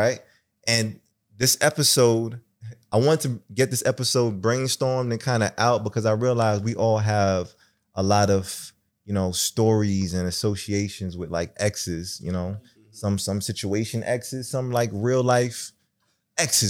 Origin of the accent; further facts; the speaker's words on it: New York City, New York, United States; I'm from Brooklyn too